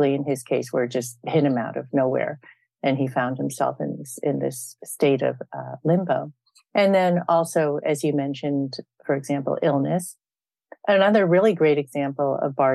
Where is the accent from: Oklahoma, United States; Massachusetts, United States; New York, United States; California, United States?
California, United States; also born or lived in Andalusia, Spain / Darjeeling / Kathmandu; growing up in California, you know, in the for example, in the 1970s